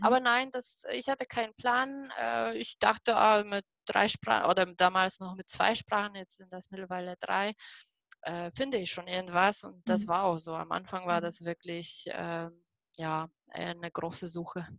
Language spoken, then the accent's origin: German; Poland; German is a second language; moved away as an adult; now in Germany; ursprünglich komme ich aus Polen. Deswegen bitte nicht wundern, dass mein Deutsch so komisch ist.